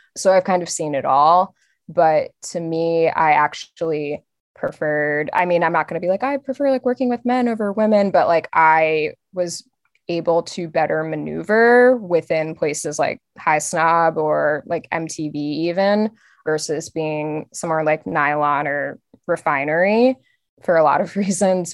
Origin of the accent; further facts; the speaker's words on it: outside of Philadelphia, Pennsylvania, United States; I grew up outside of Philly